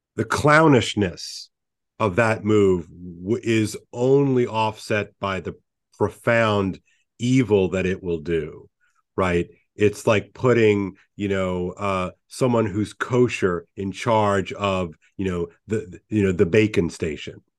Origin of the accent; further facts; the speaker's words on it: United States; as an American